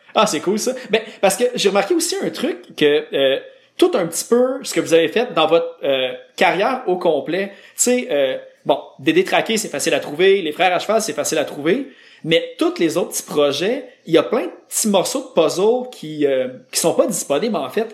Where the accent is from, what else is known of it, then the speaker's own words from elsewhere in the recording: Laval, Quebec, Canada; je viens de Laval